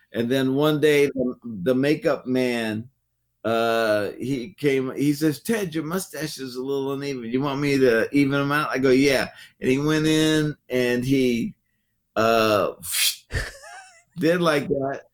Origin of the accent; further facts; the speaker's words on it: Oakland, California, United States; growing up in the Bay Area